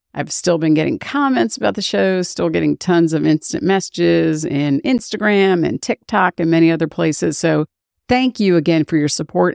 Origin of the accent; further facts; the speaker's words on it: United States; I'm an American